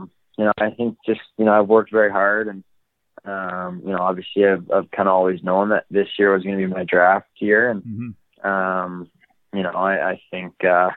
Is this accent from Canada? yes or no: yes; Calgary, Alberta, Canada; Born and raised in Calgary, Alberta